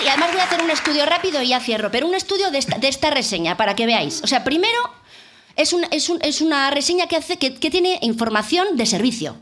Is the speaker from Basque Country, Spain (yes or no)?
yes; San Sebastián, Basque Country, Spain; yo que soy de Donosti